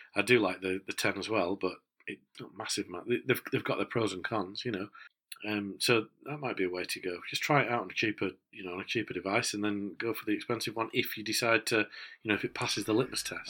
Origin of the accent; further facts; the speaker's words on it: Yorkshire and the Humber, United Kingdom; as a Yorkshireman